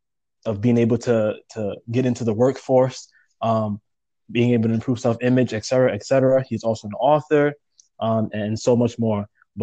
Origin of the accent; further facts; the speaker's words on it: New York City, New York, United States; I was actually born in Brooklyn myself. I was born in Bed-Stuy.